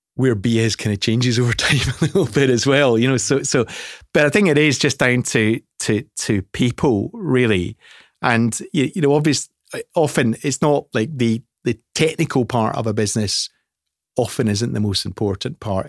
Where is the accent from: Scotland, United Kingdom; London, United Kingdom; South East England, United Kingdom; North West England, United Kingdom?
Scotland, United Kingdom; I'm Scottish